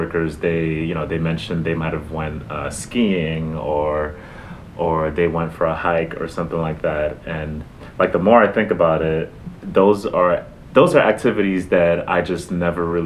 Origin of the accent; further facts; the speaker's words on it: New York City, New York, United States; growing up in the Bronx